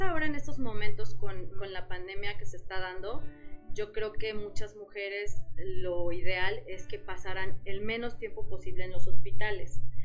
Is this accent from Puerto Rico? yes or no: no; Morelos, Mexico; now in Querétaro, Mexico; yo soy de Morelos, pero llegué aquí en Querétaro hace muchos años